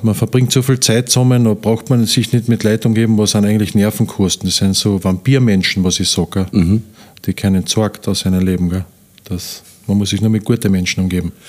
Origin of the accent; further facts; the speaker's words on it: Wernberg, Carinthia, Austria; also born or lived in Upper Styria; Ich bin äh, eigentlich geboren in der Obersteiermark. Mhm. Ja. Und mit sieben Jahren sind wir nachher, wie mein Vater gestorben ist, sind wir nach Kärnten gezogen mit meiner Mutter, weil meine Oma und meine Tante eben schon da waren und aufgewachsen halt da in Wernberg